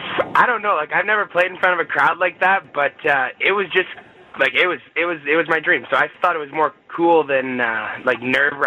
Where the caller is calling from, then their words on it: St. Albert, Alberta, Canada; So I'm in a town called St. Albert, and it's just outside Edmonton, Alberta.